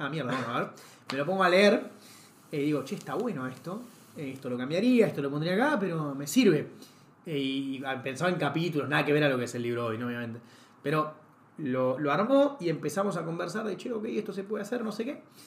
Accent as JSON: {"language": "Spanish", "country": "Argentina"}